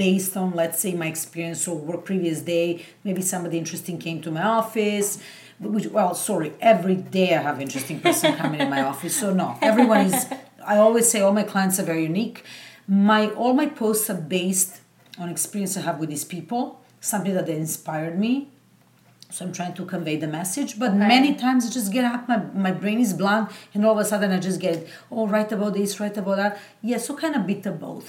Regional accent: Serbia; moved away; I used to do Turkish coffee cup readings because I'm originally from Serbia, and back home that's a very popular thing.

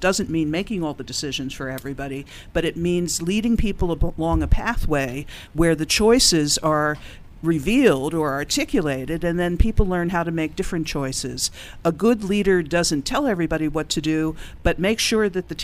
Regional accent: Philadelphia, Pennsylvania, United States; Originally from Philadelphia

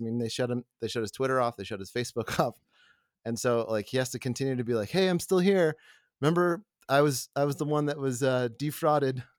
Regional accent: the South, United States; also born or lived in Atlanta; now in Colorado, United States; I grew up in the South

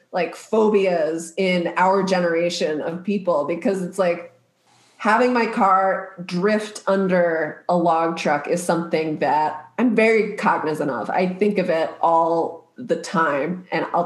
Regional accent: Maryland, United States; I grew up in Maryland

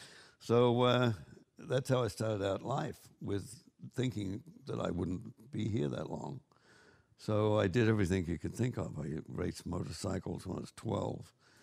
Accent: Goulburn, New South Wales, Australia; accent: Australian; moved away as an adult; also born or lived in Queanbeyan, Australia / London, United Kingdom; now in Santa Monica, United States; I was born in Goulburn and moved to Queanbeyan when I was 12.

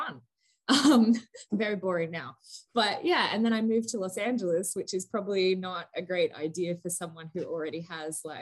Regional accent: Gold Coast, Queensland, Australia; moved away as an adult; also born or lived in Melbourne / Santa Monica; I'm from the Gold Coast. So like, this little town called Burleigh Head

